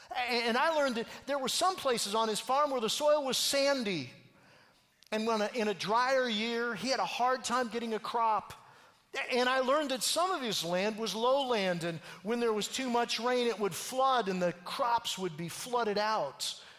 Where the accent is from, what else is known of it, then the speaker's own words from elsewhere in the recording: far northern Minnesota, United States; I grew up a town kind of kid. In fact, it was, as George said, in Minnesota, in far northern Minnesota.